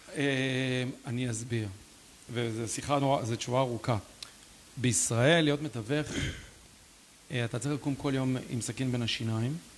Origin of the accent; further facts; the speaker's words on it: Ra'anana, Central District, Israel; moved away; also born or lived in Canada / Lithuania; העיר הזאת, גדלנו בשיכון, אבל מאוד השפיעה עליי